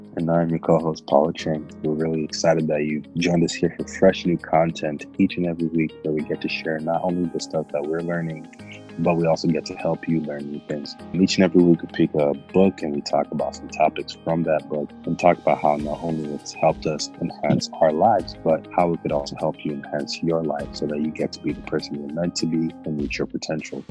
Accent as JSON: {"language": "English", "region": "Nairobi", "country": "Kenya", "tie": "born or raised there", "moved": "yes", "lives_now": "Berrien Springs, United States", "said": "I was born and raised in Nairobi, Kenya, and uh, moved to the states back in 2001"}